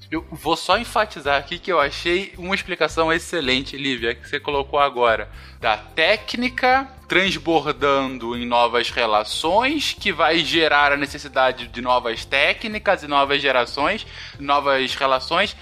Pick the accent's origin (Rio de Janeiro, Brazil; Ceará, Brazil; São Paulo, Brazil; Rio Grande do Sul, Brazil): Rio de Janeiro, Brazil; No, no estado do Rio de Janeiro, onde eu cresci minha vida toda